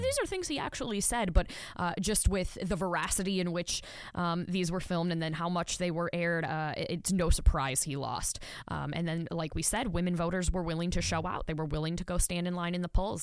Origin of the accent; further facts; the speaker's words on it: Wisconsin, United States; now in Nevada, United States; my home state of Wisconsin